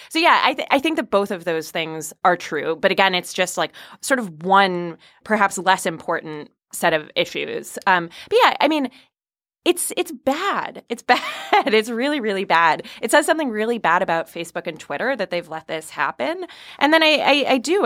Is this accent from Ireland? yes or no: no; West Hartford, Connecticut, United States; I grew up in West Hartford, Connecticut